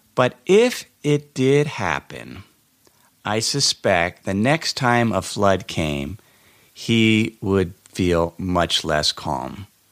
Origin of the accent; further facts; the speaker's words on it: Cincinnati, Ohio, United States; moved away; I went back to my hometown in Cincinnati, Ohio